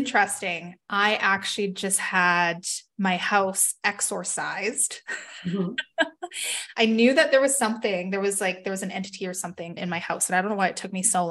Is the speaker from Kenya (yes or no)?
no; Canada; also born or lived in Salt Lake City, Utah, United States; Being in the US at the time and being Canadian